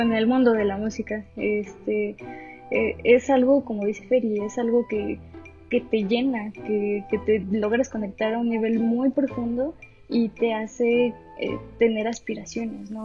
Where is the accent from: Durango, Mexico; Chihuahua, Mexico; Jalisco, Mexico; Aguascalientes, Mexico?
Aguascalientes, Mexico; moved away; yo que soy de, de Aguascalientes, allá venden chascas